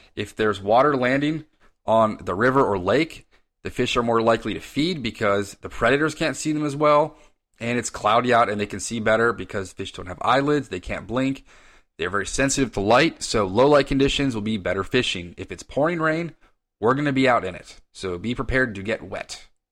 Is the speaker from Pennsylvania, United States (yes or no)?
no; Reston, Virginia, United States; now in Arlington, United States; I was born and raised in Reston, Virginia, and lived there till my wife and I moved to Ballston